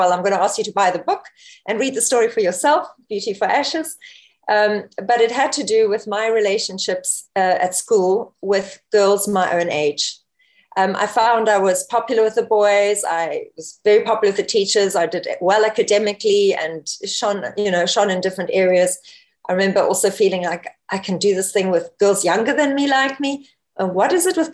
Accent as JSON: {"language": "English", "country": "South Africa", "tie": "born or raised there", "also_born_or_lived": "Namibia", "said": "I was actually born in Namibia, Africa. I don't know if anyone knows where that is, just north of South Africa. And I was raised in South Africa"}